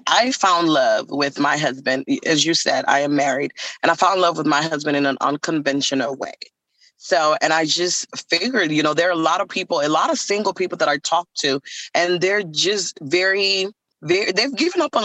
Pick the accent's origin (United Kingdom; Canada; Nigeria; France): Nigeria; I am from Nigeria